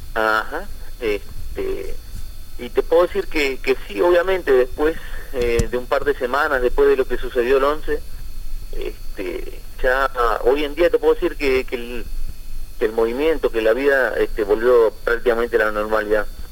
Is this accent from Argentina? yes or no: yes; Concordia, Entre Ríos, Argentina; moved away as an adult; now in New York, United States; como todo argentino